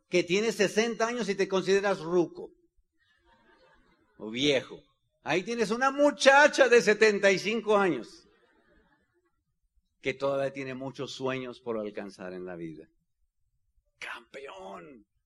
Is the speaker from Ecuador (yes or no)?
no; Bajío, Mexico; soy del Bajío.